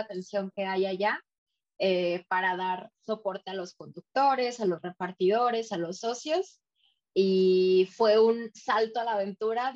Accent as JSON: {"language": "Spanish", "town": "Ciudad Valles", "region": "San Luis Potosí", "country": "Mexico", "also_born_or_lived": "Monterrey", "moved": "as an adult", "lives_now": "Mexico City, Mexico", "said": "Soy de Valles y ah, terminé la carrera en Valles y de ahí me fui a San Luis a trabajar"}